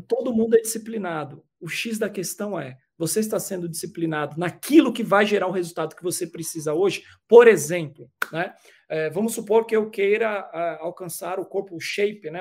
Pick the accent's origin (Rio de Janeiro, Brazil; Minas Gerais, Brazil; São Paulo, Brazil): São Paulo, Brazil; eu sou nascido e criado na cidade de São Paulo, sou paulistano